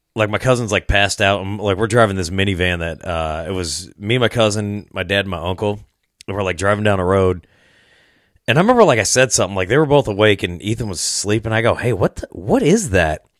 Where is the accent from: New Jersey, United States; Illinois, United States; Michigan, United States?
Illinois, United States; Rock Island; now in Iowa, United States; I grew up in Rock Island, L, which is, like, right across the river, so I, I, I live in Iowa now